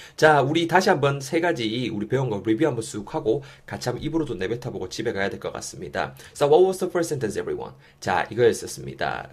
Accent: Yeongju, North Gyeongsang, South Korea; moved away as an adult; now in Seoul, South Korea; 원래는 저는 이제 영주에서 나고 자랐죠

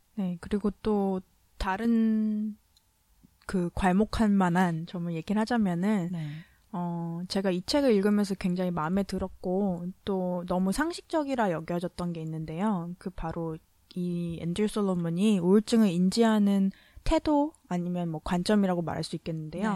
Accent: South Korea; 제가 한국 사람이니까

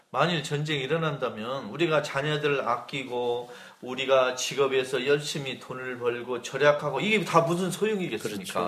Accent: South Korea

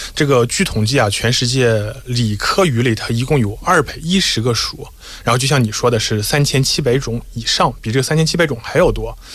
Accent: China; 我们中国人过年的时候

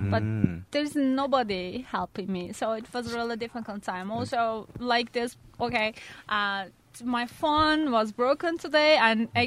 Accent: Turkey; Korean is a second language; moved away as an adult; now in South Korea; 저는 아, 어, 터키에서 왔습니다.

